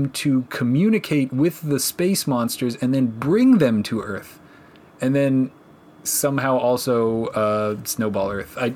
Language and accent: English; Canada; As a Canadian, I thought about I this say, a lot. Minus 15's not even that cold.